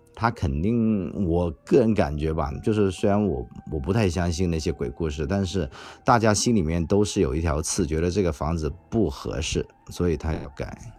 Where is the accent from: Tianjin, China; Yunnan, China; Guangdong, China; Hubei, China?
Guangdong, China; 我们本地人